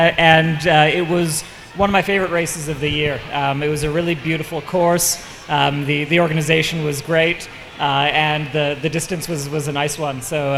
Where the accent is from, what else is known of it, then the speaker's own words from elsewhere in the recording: Canada; now in Hong Kong; I'm a Canadian, but I'm based in Hong Kong